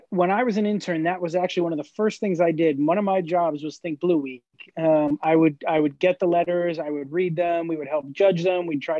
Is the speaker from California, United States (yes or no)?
yes; Los Angeles, California, United States; I grew up in Northridge, but went to school at Chatsworth. Yeah, I'm a Valley kid through and through.